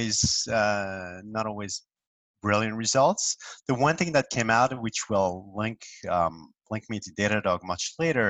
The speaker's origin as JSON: {"language": "English", "country": "France", "tie": "born or raised there", "moved": "yes", "lives_now": "New York, United States", "said": "I grew up in France, in a medium sized city, relatively far from Paris"}